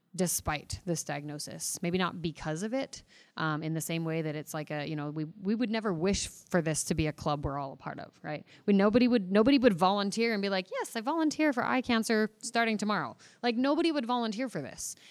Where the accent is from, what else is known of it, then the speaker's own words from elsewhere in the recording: Mesa, Arizona, United States; I am from Mesa, Arizona